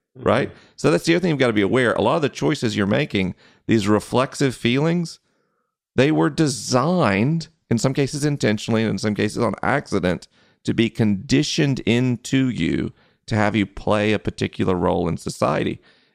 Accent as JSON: {"language": "English", "region": "Southeast", "country": "United States", "tie": "born or raised there", "said": "I grew up in the Southeast. Unless you're on a university campus, which I didn't go to college, no one says the word patriarchy."}